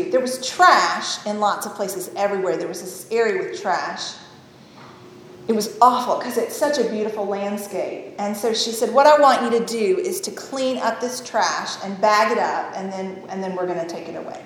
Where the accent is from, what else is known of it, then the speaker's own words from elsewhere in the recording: Tennessee, United States; moved away; also born or lived in Ohio; I grew up in Tennessee